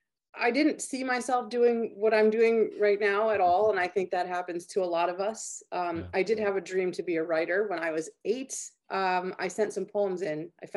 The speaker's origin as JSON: {"language": "English", "region": "Maryland", "country": "United States", "tie": "born or raised there", "said": "You know, I grew up in Maryland."}